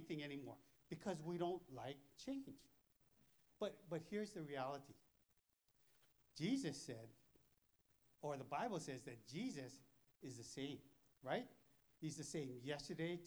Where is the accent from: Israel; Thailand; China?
Thailand; I'm from Thailand. We don't have this kind of weather.